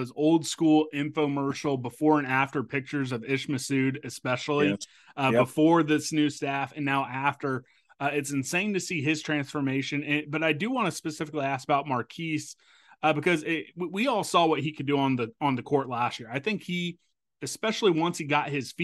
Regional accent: Topeka, Kansas, United States; my hometown, Washburn Ichabods

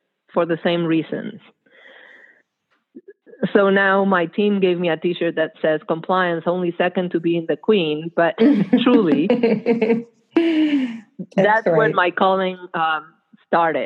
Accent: Argentina; moved away; That's where I grew up. I grew up in Argentina during the military dictatorship

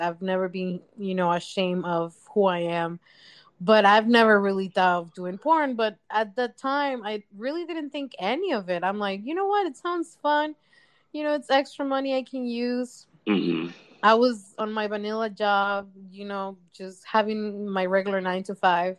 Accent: Mexico; moved away as an adult; now in United States; I was born and raised in Mexico. Mm-hmm. I lived there for 18 years. I moved here back in 2011.

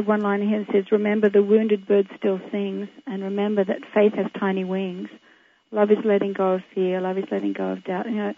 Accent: Australia; in Australia, in my hometown

